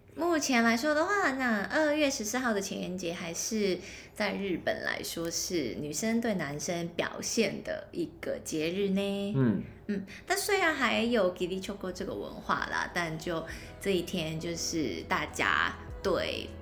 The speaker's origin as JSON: {"language": "Chinese", "country": "Hong Kong", "said": "我是香港人"}